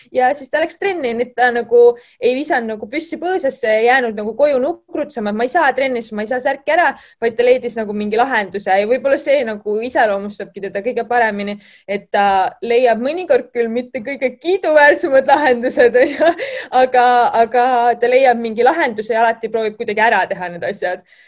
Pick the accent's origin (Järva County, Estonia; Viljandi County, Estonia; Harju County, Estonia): Harju County, Estonia; Kurtna; also born or lived in Tallinn; ma ise olen siin koolis õppinud, et ma olen täiesti Kurtnast pärit